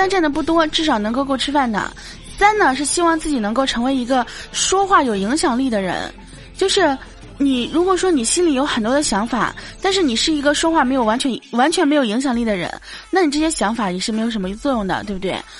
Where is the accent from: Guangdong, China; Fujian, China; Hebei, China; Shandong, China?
Hebei, China; Baoding; 大家都知道我是保定的